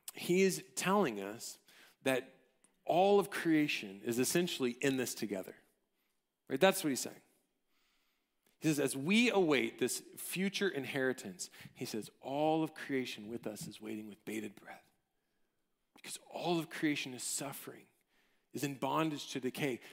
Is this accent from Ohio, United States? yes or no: no; College Station, Texas, United States; I grew up in College Station